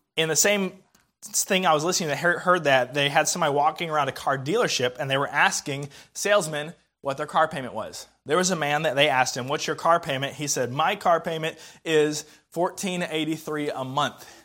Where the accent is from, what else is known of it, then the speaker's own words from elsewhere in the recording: the South, United States; also born or lived in Indiana; I'm a Southerner.